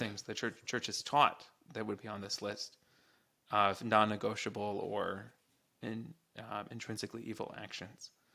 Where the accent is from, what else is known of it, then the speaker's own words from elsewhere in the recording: United States; as an American